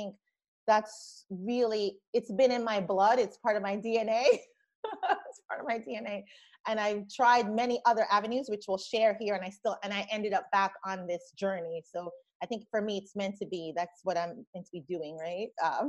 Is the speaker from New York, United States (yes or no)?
yes; Brooklyn, New York, United States; also born or lived in Jamaica; I grew up in Brooklyn through teenage years. Went to school in Brooklyn. So I felt like I left the Caribbean, but going to Brooklyn in Crown Heights, Flatbush.